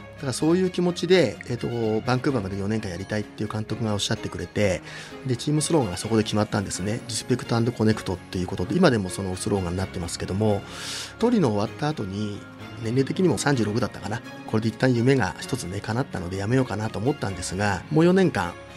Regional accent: Nagano, Japan; also born or lived in Tokyo; 将来は地元に帰って長野県に戻って

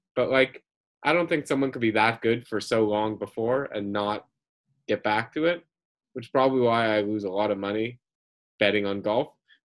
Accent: Canada; as a Canadian

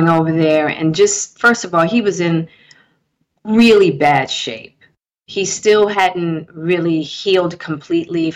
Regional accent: Baltimore, Maryland, United States; accent: East Coast; moved away as an adult; I'm from Baltimore and I just got here

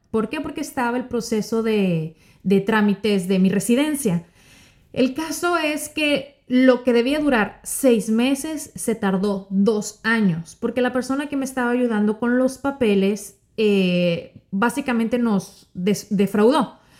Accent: Sonora, Mexico; moved away as an adult; now in Miami, United States; Yo soy mexicana, eh, yo soy norteña de Sonora

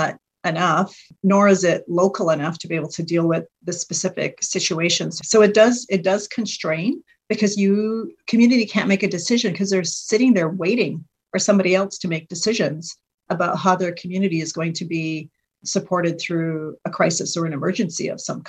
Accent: Whitefish River First Nation, Ontario, Canada; I am Anishinaabe from White Fish River First Nation.

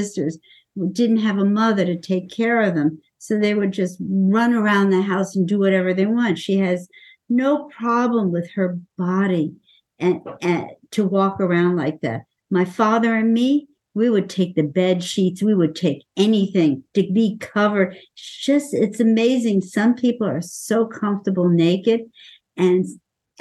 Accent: East Coast, United States; moved away; I was raised back east

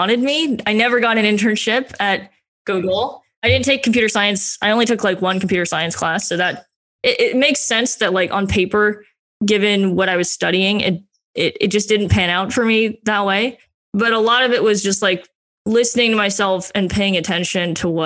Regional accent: Las Vegas, Nevada, United States; moved away; I grew up in Las Vegas

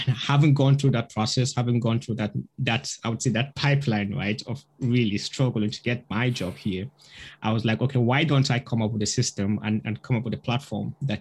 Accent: Nigeria; moved away as an adult; also born or lived in Russia; I originally come from Nigeria. So I grew up in Nigeria till when I was 18

